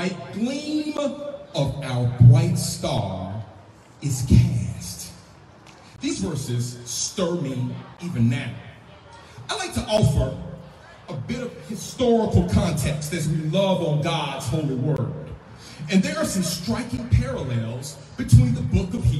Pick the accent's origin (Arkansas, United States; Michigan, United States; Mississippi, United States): Mississippi, United States; as a young Black boy growing up in Mississippi